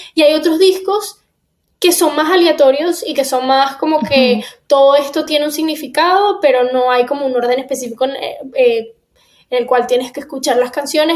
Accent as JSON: {"language": "Spanish", "town": "Miami", "region": "Florida", "country": "United States", "tie": "born or raised there", "also_born_or_lived": "Caracas, Venezuela", "said": "Yo me fui de Venezuela a los seis años, me mudé para acá, a Miami, y llevo ya más de la mitad de mi vida viviendo en Miami"}